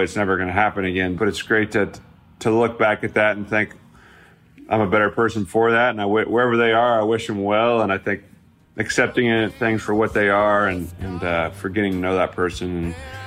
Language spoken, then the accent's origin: English; Midwest, United States; moved away; my hometown feel of that Midwest flair that I come from.